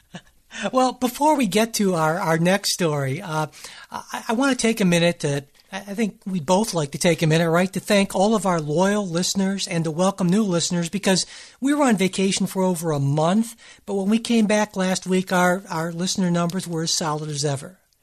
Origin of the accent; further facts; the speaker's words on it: Cleveland, Ohio, United States; my hometown team, the Cleveland Cavaliers